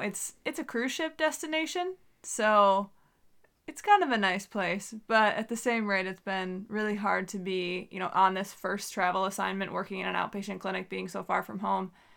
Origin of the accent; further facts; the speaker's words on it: New York, United States; moved away as an adult; now in Southeast Alaska, United States; I'm from New York